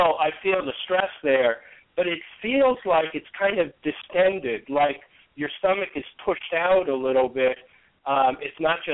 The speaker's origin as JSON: {"language": "English", "town": "New York City", "region": "New York", "country": "United States", "tie": "born or raised there", "said": "I grew up in New York City"}